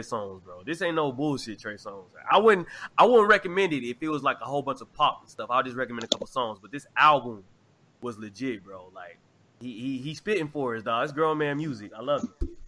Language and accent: English; Arkansas, United States; growing up in Arkansas